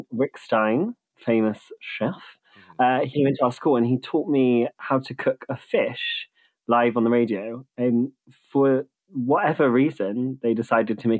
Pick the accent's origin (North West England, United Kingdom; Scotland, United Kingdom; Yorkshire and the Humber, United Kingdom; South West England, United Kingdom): South West England, United Kingdom; Bristol; I am from Bristol originally.